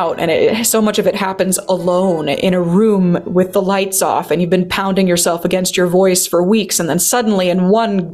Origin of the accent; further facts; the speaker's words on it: United States; moved away as an adult; now in Germany; I'm an American singer.